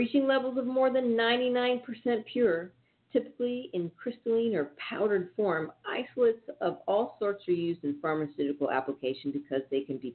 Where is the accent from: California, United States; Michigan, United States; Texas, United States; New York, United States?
California, United States; Northern; I'm from Northern California